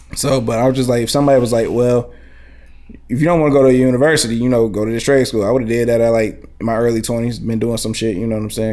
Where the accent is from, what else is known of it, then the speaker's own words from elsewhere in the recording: Highland Park, United States; also born or lived in West Side; I come from Highland Park too. I'm from the West Side, but I've grown up in Highland Park as well